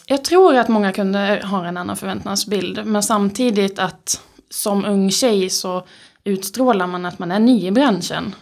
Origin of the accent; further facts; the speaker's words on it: Skåne, Sweden; accent: skånska R; moved away as an adult; now in Uppsala, Sweden; född och uppvuxen i Skåne